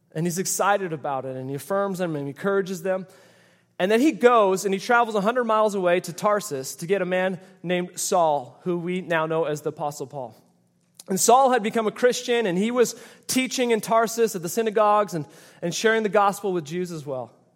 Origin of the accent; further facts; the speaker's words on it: Canada; moved away; I grew up in Canada